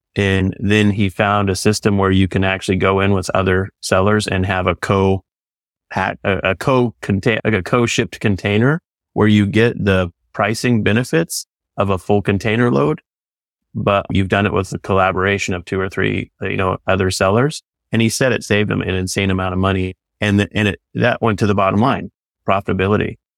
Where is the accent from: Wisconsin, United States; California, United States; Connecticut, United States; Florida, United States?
California, United States; I'm from California.